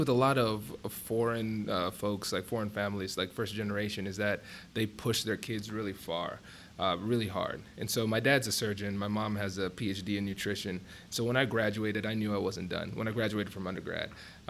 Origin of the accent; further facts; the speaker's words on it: Tiffin, Ohio, United States; But so went through growing up in Tiffin, then came to OSU. I chose Ohio State because I wanted to get a school that had a population that was bigger than Tiffin